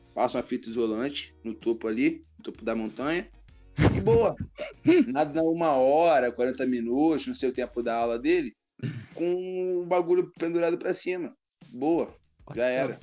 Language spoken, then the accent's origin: Portuguese; Rio de Janeiro, Brazil; eu sou do Rio.